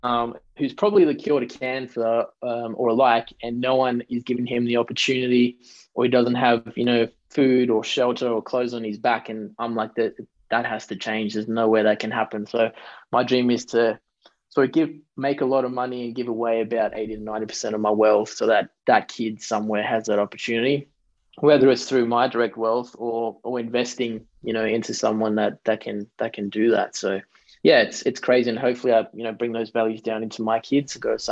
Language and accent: English; Australia; see, why do I need the piece of paper? I'm already Australian.